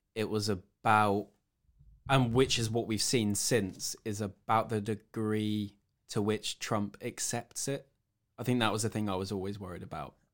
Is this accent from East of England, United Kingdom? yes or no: yes; Cambridge, East of England, United Kingdom; I'm from Cambridge in the UK